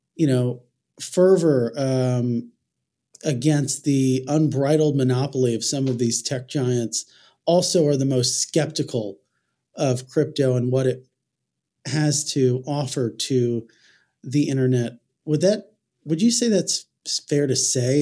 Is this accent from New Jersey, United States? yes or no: yes; New Jersey, United States; accent: nasally Jersey; my nasally Jersey accent